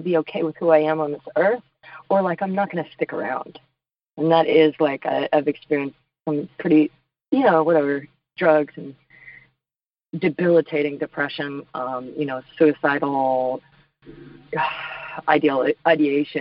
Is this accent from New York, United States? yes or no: no; Washington, United States; also born or lived in Los Angeles, California; now in Nashville, United States; I'm from Washington State. I lived in L.A., now I live in Nashville, Tennessee